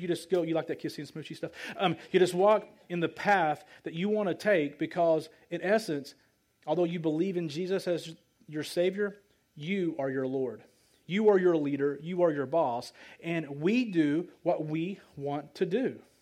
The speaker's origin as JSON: {"language": "English", "town": "Light", "region": "Arkansas", "country": "United States", "tie": "born or raised there", "said": "I came from Light, Arkansas, population 50 people. I'm a country boy"}